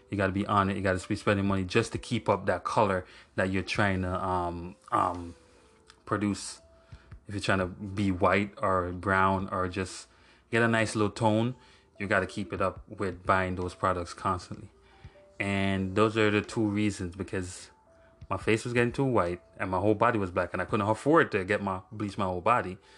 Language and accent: English; Jamaica; moved away; I grew up in Jamaica for like 20 years. I grew up in Jamaica for 20 years